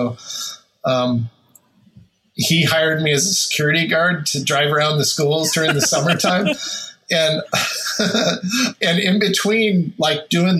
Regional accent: Olympia, Washington, United States; grew up down in the capital, Olympia, so around the Puget Sound

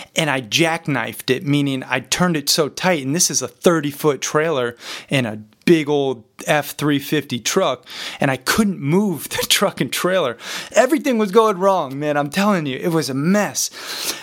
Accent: Montana, United States; growing up in Montana

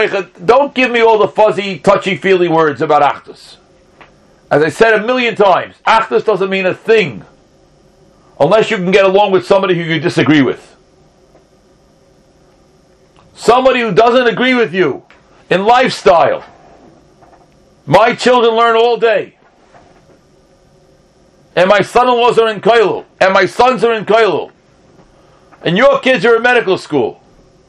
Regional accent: United States; growing up in the United States of America

